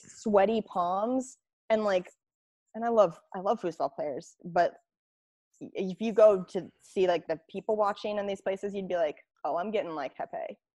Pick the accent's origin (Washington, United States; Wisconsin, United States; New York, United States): Washington, United States; Spokane; Spokane, my, my hometown